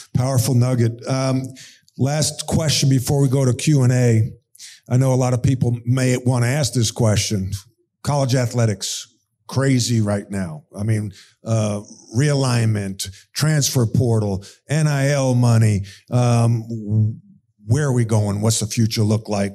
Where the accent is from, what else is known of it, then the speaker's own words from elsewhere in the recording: East Meadow, New York, United States; grew up in East Meadow, New York, my hometown as well.